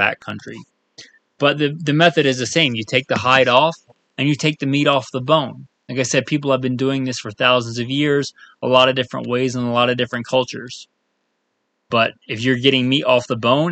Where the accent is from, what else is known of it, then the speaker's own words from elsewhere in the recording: East Coast, United States; moved away; growing up on the East Coast and going out west